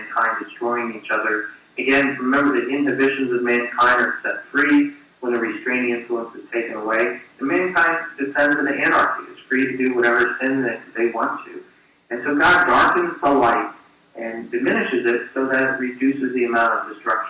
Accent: New Jersey, United States; I was born in New Jersey

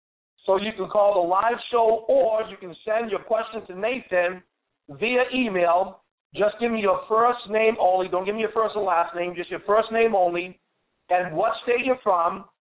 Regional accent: Massachusetts, United States; my home state of Massachusetts

